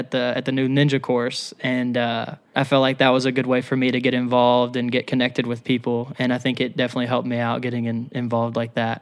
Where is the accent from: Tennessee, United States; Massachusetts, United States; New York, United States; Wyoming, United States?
Tennessee, United States; Murfreesboro; I'm from Murfreesboro, Tennessee